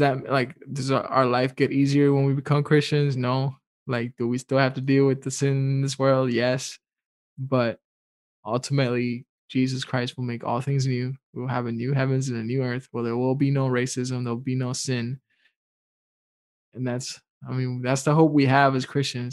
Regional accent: Dominican Republic; I'm from the Dominican Republic

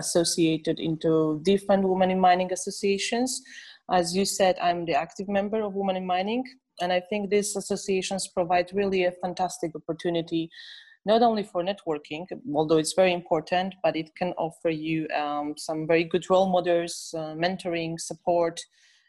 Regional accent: Silesian Voivodeship, Poland; I'm coming from Silesia

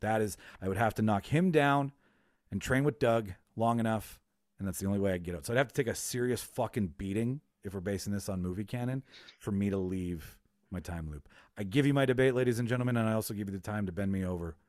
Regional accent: Winnipeg, Manitoba, Canada; So just by default, I would know where I am because we're using my hometown as a backdrop.

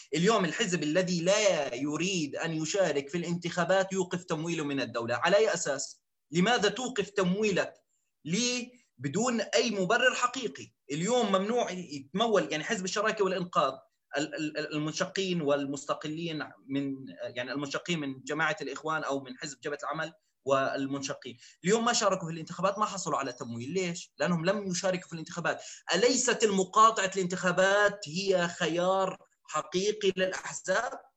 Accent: Zarqa, Zarqa Governorate, Jordan; انا ابن الزرقاء

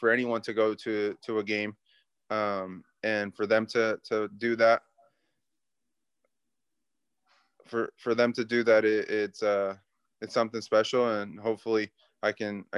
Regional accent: Santa Ana, California, United States; now in Houston, United States; I grew up in Southern California

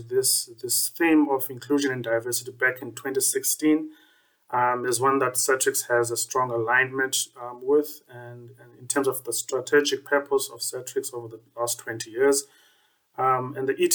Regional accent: Grahamstown, Eastern Cape, South Africa; moved away as an adult; now in Cape Town, South Africa; I'm also from the Eastern Cape in Grahamstown. So that's quite close to Port Elizabeth as well.

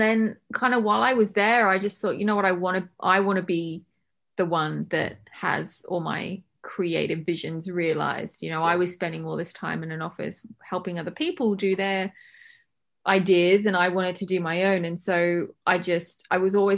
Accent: Australia; moved away as an adult; now in England; I was born in England, but I went to high school and university in Australia

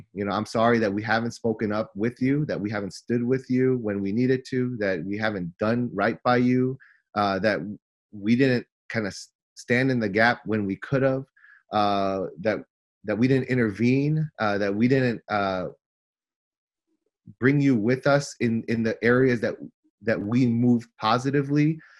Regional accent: United States; I was born in the United States. So I'm fully American, right? So I'm Korean American

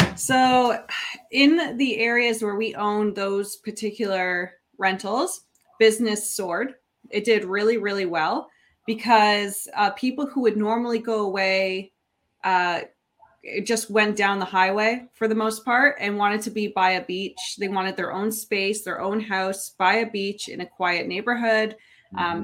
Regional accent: Niagara, Ontario, Canada; I'm born and raised in Niagara

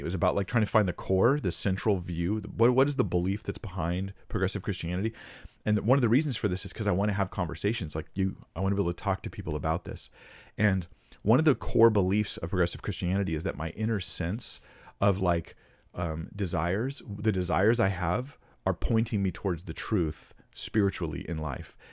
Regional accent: United States; I'm American

